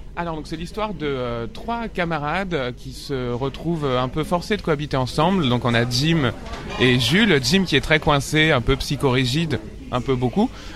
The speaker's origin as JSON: {"language": "French", "area": "Paris suburbs", "region": "Île-de-France", "country": "France", "tie": "born or raised there", "said": "j'ai grandi en banlieue parisienne, dans le 94"}